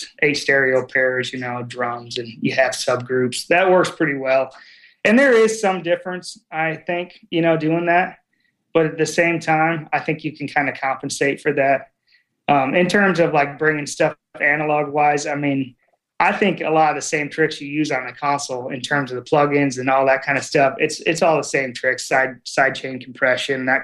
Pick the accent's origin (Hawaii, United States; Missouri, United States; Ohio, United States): Ohio, United States; Toledo; moved away as an adult; now in Nashville, United States; I'm from Toledo area originally